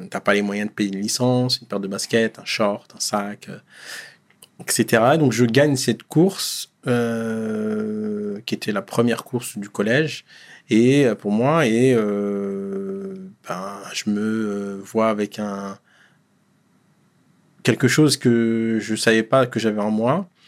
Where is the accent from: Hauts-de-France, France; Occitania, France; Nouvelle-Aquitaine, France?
Hauts-de-France, France; Dechy; moi, je suis né en 83